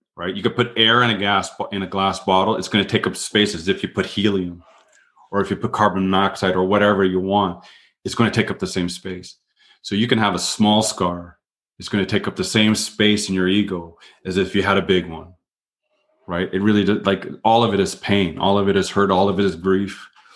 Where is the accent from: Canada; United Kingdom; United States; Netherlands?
Canada; I'm Canadian